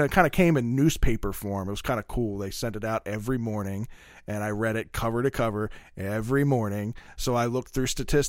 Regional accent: Middle River, Maryland, United States; I come from Middle River

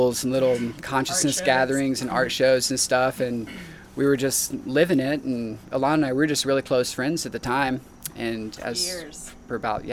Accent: Marietta, Georgia, United States; also born or lived in Atlanta, United States; I grew up in Marietta.

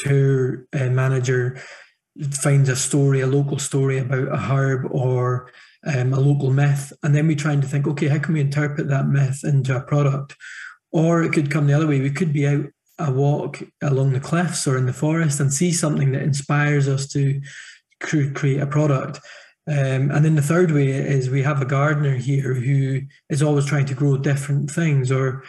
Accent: Thurso, Scotland, United Kingdom; I grew up 8 miles west of Dunnet in a town called Thurso

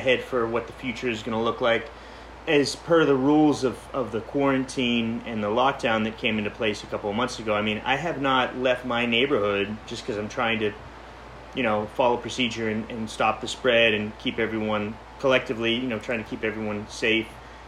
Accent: Pittsburgh, Pennsylvania, United States; now in New York, United States; Pittsburgh, Pennsylvania.

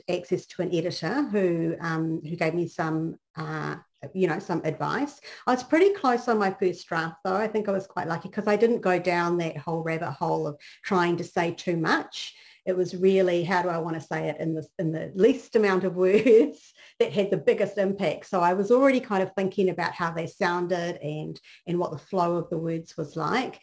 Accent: New Zealand; now in Texas, United States; the context that I grew up in was in New Zealand

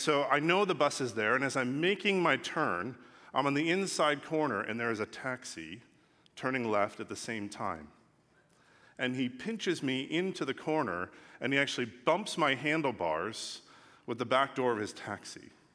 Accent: Los Angeles, California, United States; also born or lived in England; I'm from Los Angeles.

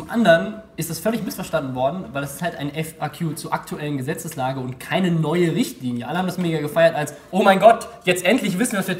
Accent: Mannheim, Baden-Württemberg, Germany; Wo bin ich geboren? Keine Ahnung. Ja, in Mannheim.

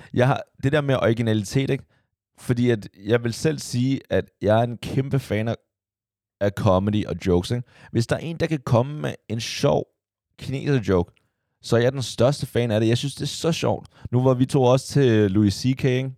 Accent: Copenhagen, Capital Region of Denmark, Denmark; jeg voksede op ude på Amager

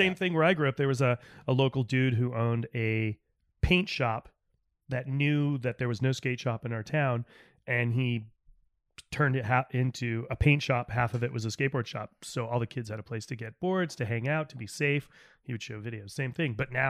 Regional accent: East Coast, United States; now in San Francisco, United States; me growing up on the East Coast

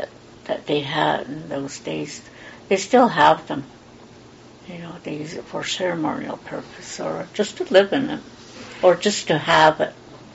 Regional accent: United States; Where I was born, in a place called Tisiato area.

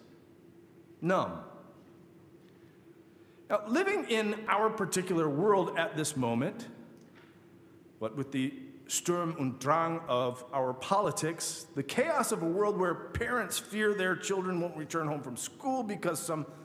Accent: Michigan, United States; I grew up in Michigan

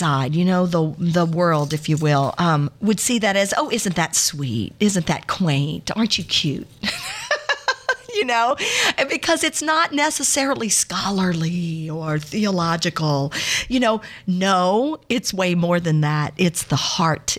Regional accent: Baton Rouge, Louisiana, United States; … and I grew up in the Baton Rouge, South Side area.

